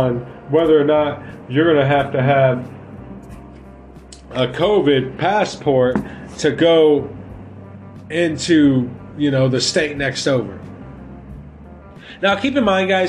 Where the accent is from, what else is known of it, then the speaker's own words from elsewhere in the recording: United States; we as the American people